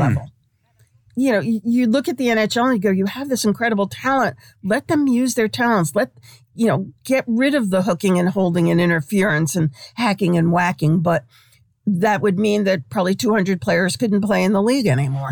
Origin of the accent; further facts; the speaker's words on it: New York City, New York, United States; moved away; I, I grew up in Brooklyn in this tiny little far remote corner of Brooklyn.